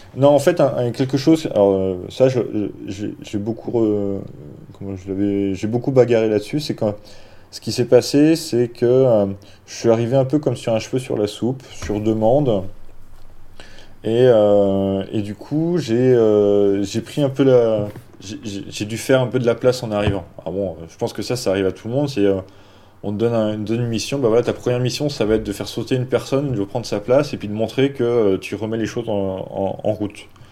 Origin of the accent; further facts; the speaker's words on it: Dijon, Bourgogne-Franche-Comté, France; moved away as an adult; also born or lived in South Asia; je venais pas de Paris, je venais de Dijon